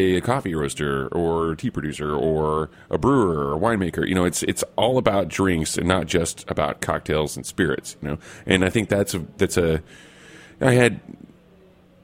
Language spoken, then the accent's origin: English; Oklahoma, United States; we're both from Oklahoma